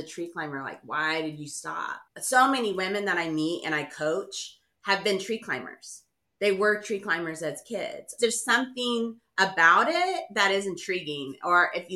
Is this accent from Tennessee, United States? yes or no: no; Houston, Texas, United States; I grew up in Houston